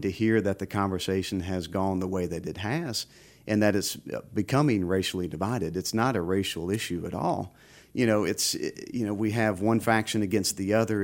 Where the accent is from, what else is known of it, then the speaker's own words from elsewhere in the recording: Baton Rouge, Louisiana, United States; I was born and raised in Baton Rouge